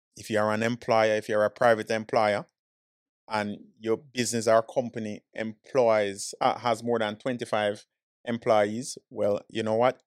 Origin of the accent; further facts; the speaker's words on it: Jamaica; now in Florida, United States; born and raised in Jamaican, straight yardie